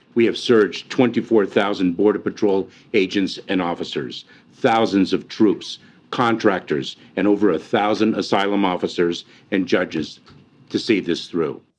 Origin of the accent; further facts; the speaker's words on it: United States; also born or lived in Mexico; I've grown up here